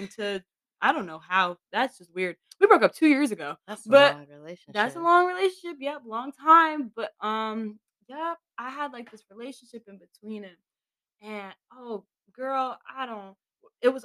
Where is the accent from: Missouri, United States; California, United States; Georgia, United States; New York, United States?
New York, United States; New York City; I'm from Queens